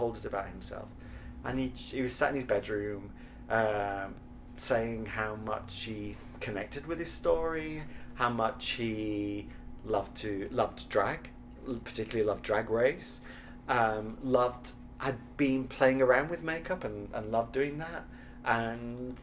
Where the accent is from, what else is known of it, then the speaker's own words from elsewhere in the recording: Sheffield, Yorkshire and the Humber, United Kingdom; moved away; also born or lived in New York; Sheffield, which is my hometown